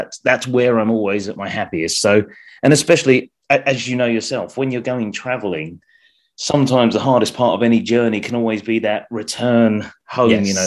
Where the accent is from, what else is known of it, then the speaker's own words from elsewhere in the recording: Essex, East of England, United Kingdom; moved away as an adult; now in Isle of Wight, United Kingdom; I grew up in Essex